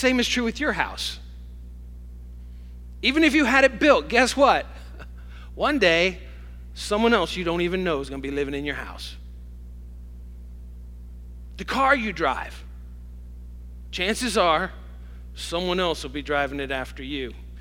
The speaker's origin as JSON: {"language": "English", "town": "Hopewell", "region": "New York", "country": "United States", "tie": "born or raised there", "said": "I grew up in Hopewell, really, from the time I was 5 years old."}